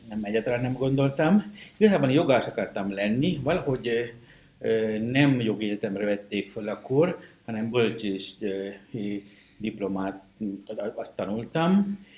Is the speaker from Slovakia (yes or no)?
no; Sri Lanka; Hungarian is a second language; moved away as an adult; now in Kaposvár, Hungary; én egy, egy Sri Lankán egy kis faluból származom